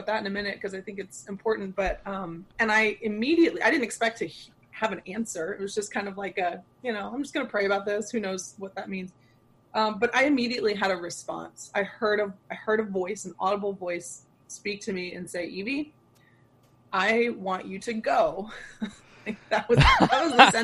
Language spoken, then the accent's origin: English; Arlington, Texas, United States; moved away as an adult; now in St. Louis, United States; I grew up mostly in Texas. My dad got transferred when I was 5. So I started kindergarten in Texas all the way through high school